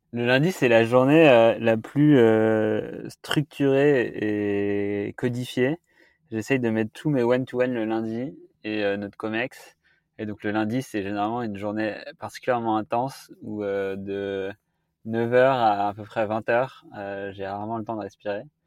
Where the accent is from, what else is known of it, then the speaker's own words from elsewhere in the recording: the Alps, France; now in Paris, France; j'ai grandi dans les Alpes en regardant les montagnes toute la journée